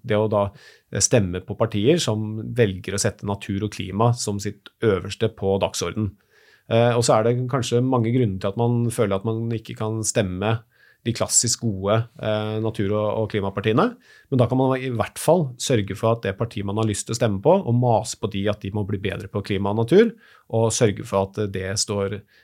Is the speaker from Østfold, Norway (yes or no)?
yes; Moss, Østfold, Norway; Jeg er født og oppvokst på Jeløya utenfor Moss